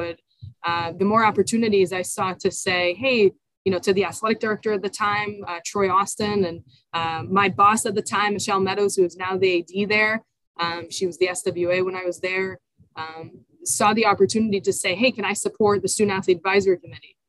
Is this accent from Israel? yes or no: yes; Israel; born or raised there; now in United States